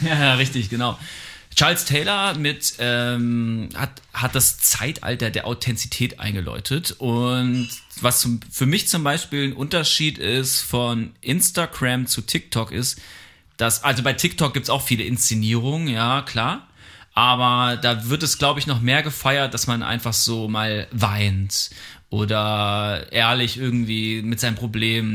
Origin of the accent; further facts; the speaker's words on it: Germany